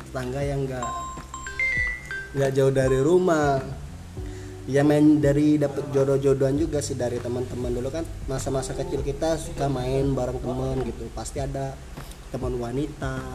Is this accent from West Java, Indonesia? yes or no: no; Palembang, South Sumatra, Indonesia; saya ini kan dari Palembang ya Sumatera Selatan. Hmm. Jadi permainan di Palembang itu ada yang namanya permainan buah apa kamu sukai itu.